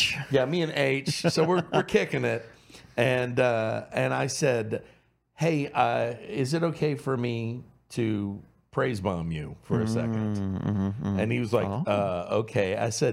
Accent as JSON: {"language": "English", "area": "Cajun", "region": "Louisiana", "country": "United States", "said": "I'm Cajun, and I go, my Cajun family"}